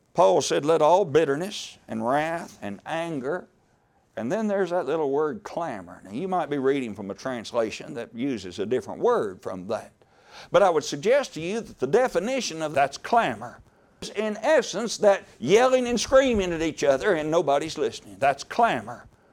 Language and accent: English; Horse Cave, Kentucky, United States; I am from Horse Cave, Kentucky